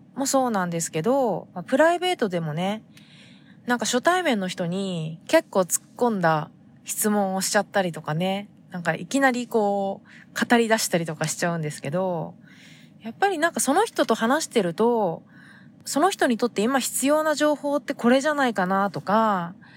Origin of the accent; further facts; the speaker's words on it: Fukuoka, Japan; now in San Diego, United States; 私が生まれ育った、えー、福岡の海